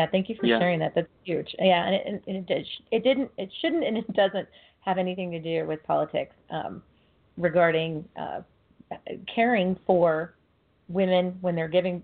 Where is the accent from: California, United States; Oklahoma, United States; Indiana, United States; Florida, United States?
California, United States; Fresno; my hometown, Fresno, California